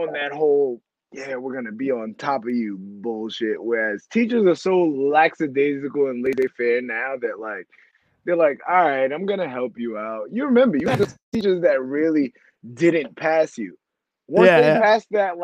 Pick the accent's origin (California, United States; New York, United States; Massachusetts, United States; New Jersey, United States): New York, United States; moved away; I'm from New York and I'm a guy